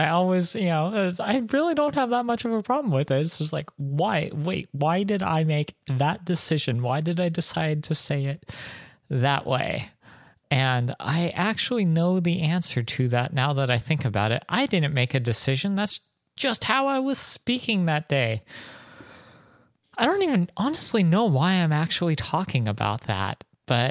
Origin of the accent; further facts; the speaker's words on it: Southern California, United States; I'm from Southern California, or SoCal, as we call it sometimes.